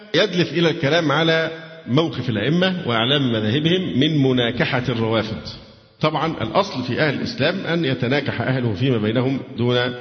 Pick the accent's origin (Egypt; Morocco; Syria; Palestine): Egypt; عندنا في مصر